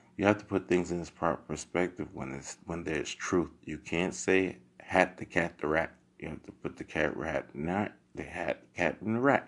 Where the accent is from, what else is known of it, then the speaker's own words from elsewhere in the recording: New York City, New York, United States; growing up in Crown Heights